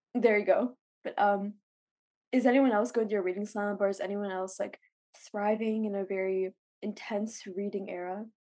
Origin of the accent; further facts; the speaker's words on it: Los Angeles, California, United States; moved away as an adult; now in Singapore; I'm from Los Angeles